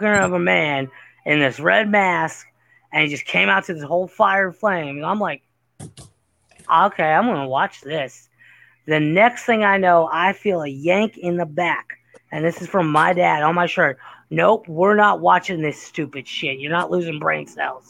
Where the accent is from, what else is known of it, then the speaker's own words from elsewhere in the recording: Cincinnati, Ohio, United States; I'm from Cincinnati